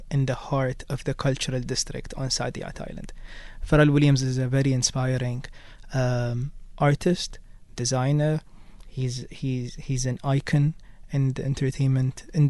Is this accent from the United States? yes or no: no; United Arab Emirates